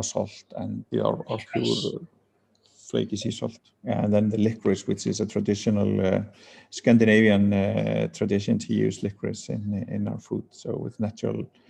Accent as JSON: {"language": "English", "country": "Iceland", "also_born_or_lived": "Copenhagen, Denmark", "moved": "as an adult", "said": "I'm originally from Iceland, but lived in Copenhagen for 10 years."}